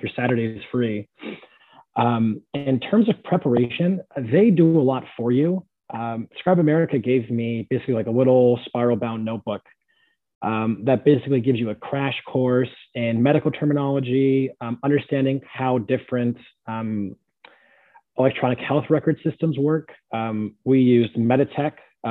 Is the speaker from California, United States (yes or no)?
yes; San Jose, California, United States; moved away as an adult; now in Pittsburgh, United States; Born and raised San Jose, California